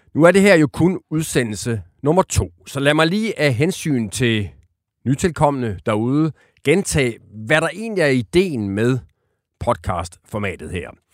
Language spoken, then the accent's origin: Danish; Aarhus, Central Denmark Region, Denmark; Jeg kommer fra Aarhus